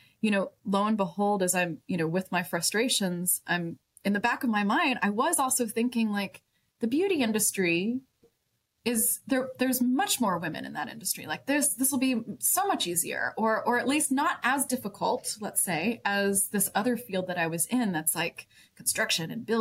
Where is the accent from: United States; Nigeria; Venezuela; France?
United States; Dallas-Fort Worth area, Texas; now in Austin, United States; I'm born and raised Texan. I grew up in the Dallas-Fort Worth area